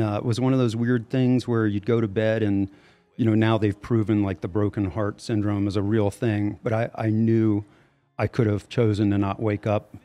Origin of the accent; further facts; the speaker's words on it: Louisiana, United States; moved away; I'm from Louisiana originally